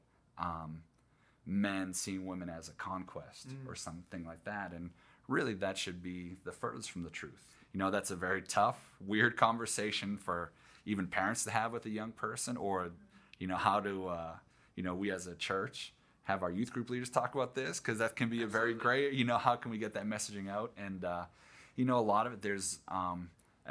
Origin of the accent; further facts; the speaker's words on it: Northeast, United States; moved away; I grew up in the Northeast and hockey was a big thing